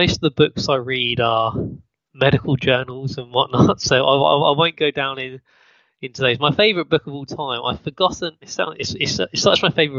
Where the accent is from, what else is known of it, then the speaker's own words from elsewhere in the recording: United Kingdom; accent: British; Yeah, my British accent, sorry.